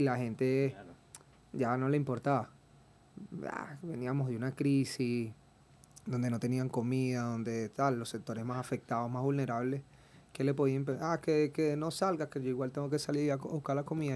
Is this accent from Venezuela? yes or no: yes; Margarita Island, Nueva Esparta, Venezuela; Soy margariteño